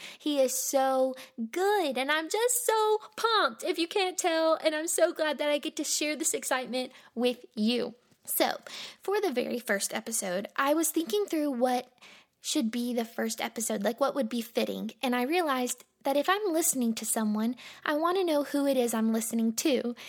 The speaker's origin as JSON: {"language": "English", "town": "Monroe", "region": "Louisiana", "country": "United States", "tie": "born there", "also_born_or_lived": "Mississippi / Alabama / Florida", "lives_now": "Lynchburg, United States", "said": "So I was born in Monroe, Louisiana, but I have lived in Mississippi, I've lived in Alabama, I've lived in Florida."}